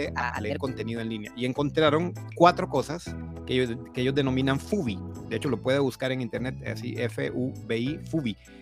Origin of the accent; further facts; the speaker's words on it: Honduras; moved away as an adult; now in Costa Rica; Soy, soy hondureño de nacimiento, aunque vivo en Costa Rica hace 22 años.